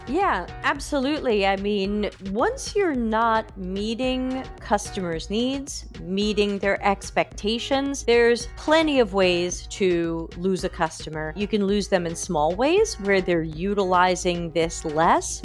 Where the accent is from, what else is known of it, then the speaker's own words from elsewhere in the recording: United States; moved away as an adult; now in Sardinia, Italy; I was born and raised in America, which my accent gives away, and I've been living in Italy for over five years